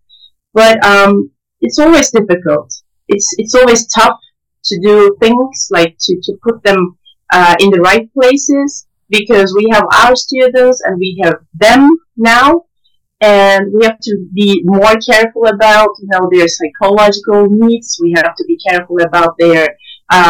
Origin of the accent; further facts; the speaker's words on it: Antakya, Hatay, Turkey; moved away; also born or lived in Gaziantep; I was born in Antakya and worked there for 4 years. And my childhood, passed in Antakya